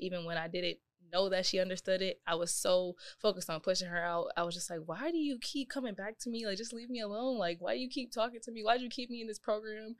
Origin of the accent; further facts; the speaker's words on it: Buffalo, New York, United States; also born or lived in Fredonia; I didn't see outside of Buffalo until I was probably about sixteen, seventeen